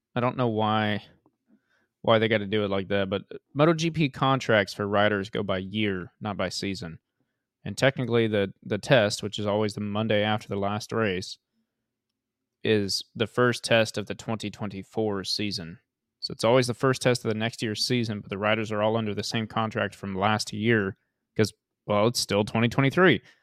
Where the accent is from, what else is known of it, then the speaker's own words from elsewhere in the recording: United States; as an American